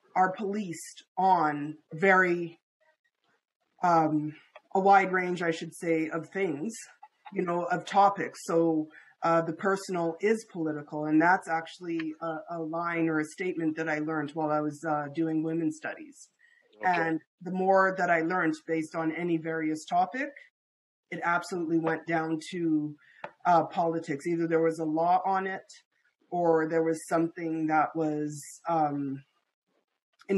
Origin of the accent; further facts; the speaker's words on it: Canada; being Canadian